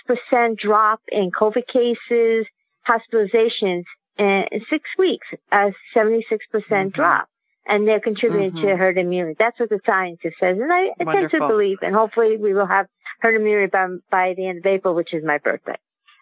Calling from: New York, United States; I'm calling from Queens, New York.

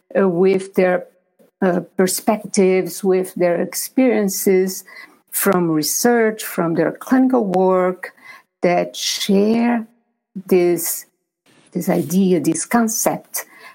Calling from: Maryland, United States; And I'm talking from Maryland.

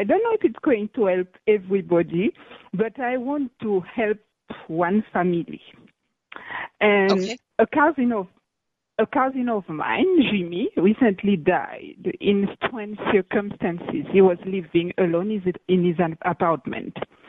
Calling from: Guadeloupe; I'm calling from Guadeloupe in the French West Indies.

